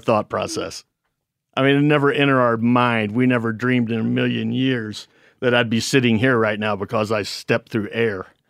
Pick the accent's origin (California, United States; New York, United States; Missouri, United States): Missouri, United States; We're from Missouri.